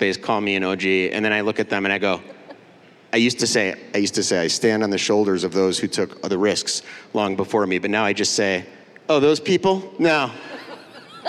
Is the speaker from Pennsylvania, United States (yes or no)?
no; Highland Park, Illinois, United States; I'm from Chicago area, Highland Park, Illinois